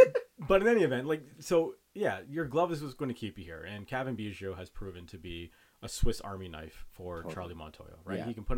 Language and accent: English; Brampton, Ontario, Canada; I grew up in Brampton, so I used to go to a lot of Brampton Battalion games.